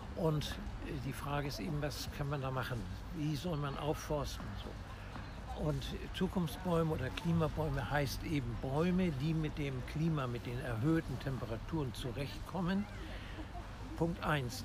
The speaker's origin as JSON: {"language": "German", "region": "Hamburg", "country": "Germany", "tie": "born or raised there", "said": "Ich bin ein echter Hamburger und auch in diesem Stadtteil geboren, wo wir uns gerade befinden, nämlich im Innozenzherpark in Harvestuhude Roter Baum"}